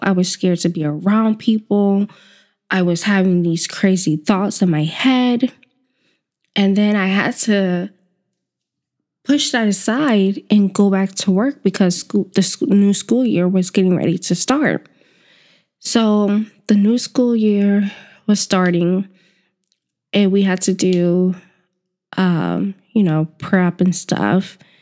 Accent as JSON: {"language": "English", "region": "the South", "country": "United States", "tie": "born or raised there", "moved": "yes", "said": "growing up in the South"}